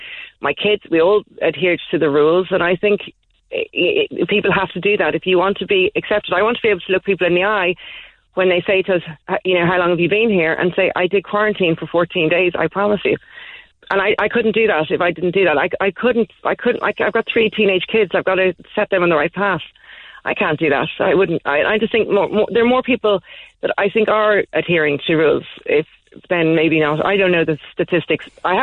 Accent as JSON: {"language": "English", "town": "Dalkey", "region": "Leinster", "country": "Ireland", "moved": "as an adult", "lives_now": "United Kingdom", "said": "Now, I'm from Dublin, I'm from Dalkey, and I've been living in the UK now for about 18 years."}